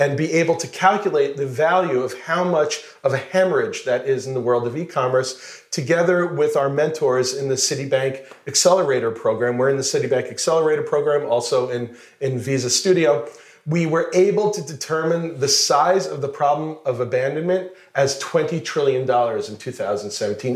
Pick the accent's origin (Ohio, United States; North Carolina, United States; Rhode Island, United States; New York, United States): New York, United States; Plainview; moved away as an adult; now in Israel; I'm originally from New York, Plainview, Long Island